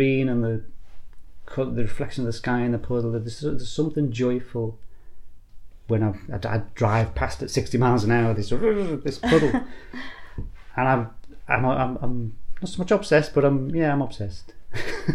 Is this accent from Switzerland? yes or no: no; Liverpool, North West England, United Kingdom; moved away; also born or lived in Northumberland coast; I grew up in Liverpool, which is a very industrialised coast around there